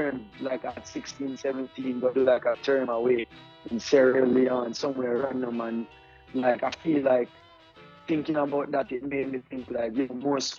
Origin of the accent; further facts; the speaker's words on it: Tanzania; also born or lived in Jamaica; But yeah, growing up in Africa was special because it gives you a very unique experience.